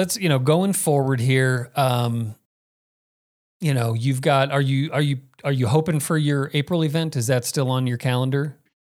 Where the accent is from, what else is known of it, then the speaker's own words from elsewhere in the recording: Phoenix, Arizona, United States; I grew up in Phoenix